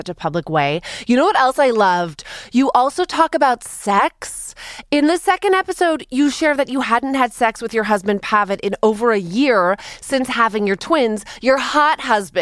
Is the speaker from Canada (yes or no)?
yes; Canada; I'm Canadian